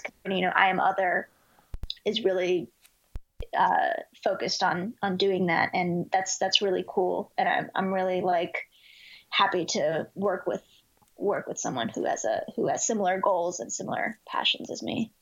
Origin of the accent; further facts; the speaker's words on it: Dallas, Texas, United States; also born or lived in Houston, Texas; I was born in Houston, Texas, but uh, we moved to Dallas when I was really young, probably three years old.